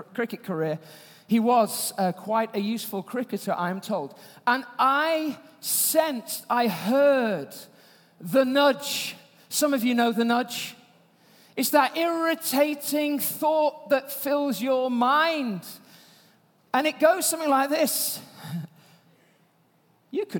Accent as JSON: {"language": "English", "region": "Yorkshire and the Humber", "country": "United Kingdom", "said": "I'm from Yorkshire"}